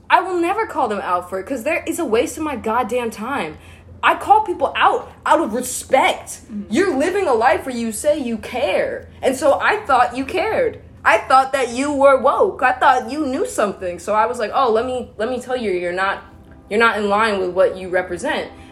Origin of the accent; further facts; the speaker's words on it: East Coast, United States; I promise you, I'm from the East Coast where like white people are more confident in their whiteness and just loving it